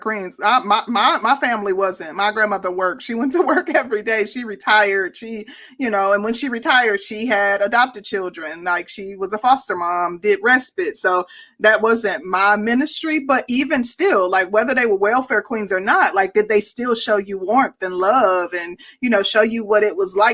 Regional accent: Midwest, United States; I'm from the Midwest

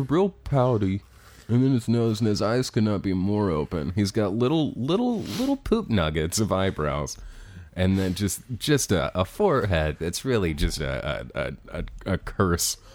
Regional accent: Cincinnati, Ohio, United States; moved away; I'm from Cincinnati. That's where Harambe died.

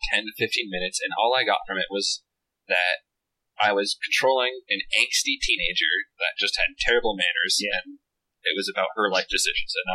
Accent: west of London, South East England, United Kingdom; accent: British

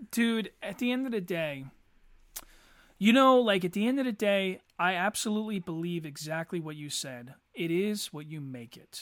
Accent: Eddystone, Pennsylvania, United States; also born or lived in Norwood, Pennsylvania; I always associate Eddie Stone as my childhood

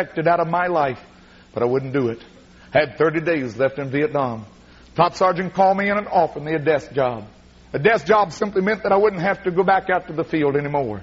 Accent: McLeansboro, Illinois, United States; my hometown, McLeansboro, Illinois

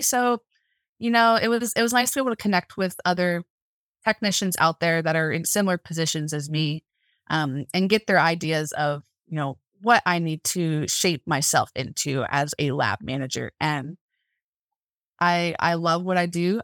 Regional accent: Central Florida, United States; moved away as an adult; now in Montana, United States; I'm originally from Central Florida, and I moved out here about three years ago

